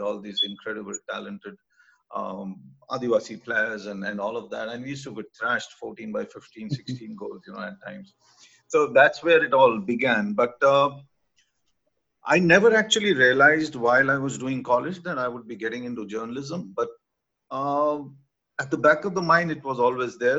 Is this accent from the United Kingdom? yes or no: no; Rourkela, Odisha, India; I, I come from Orissa, from uh, which, you know, now is virtually the center for hockey. And uh, I schooled in a place called Raurkela